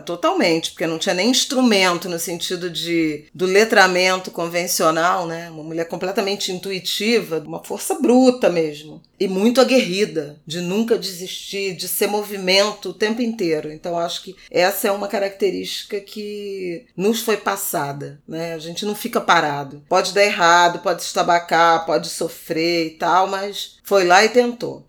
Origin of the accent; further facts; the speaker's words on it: Rio de Janeiro, Brazil; quando eu era adolescente, lá em Irajá